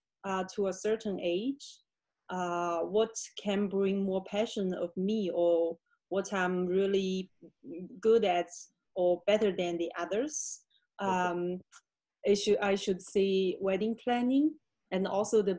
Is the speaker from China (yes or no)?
yes; Jiangsu, China; moved away as an adult; also born or lived in Beijing, China / Frankfurt, Germany; I am originally from China. I grew up in the province Jiangsu, close to Shanghai